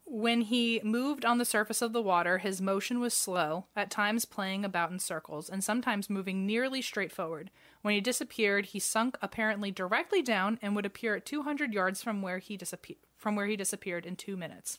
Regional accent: United States; I'm American

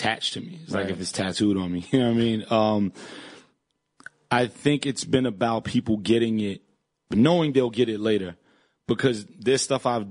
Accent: New York City, New York, United States; moved away as an adult

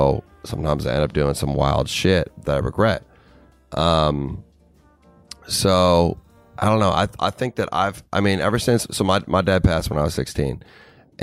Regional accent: Minnesota, United States; moved away as an adult; I never thought I was going to leave Minnesota when I was 20

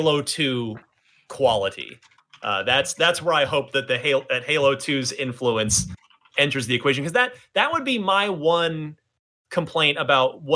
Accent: New Jersey, United States; in New Jersey, my home state

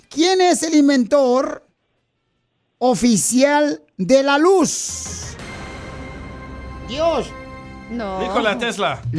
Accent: Oaxaca, Mexico; now in United States; ¿qué venimos de Oaxaca, Estados Unidos?

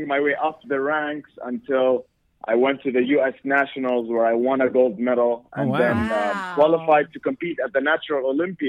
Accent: Jordan; moved away as an adult; now in United States; I'm from Jordan, mm-hmm. which is really, really far away.

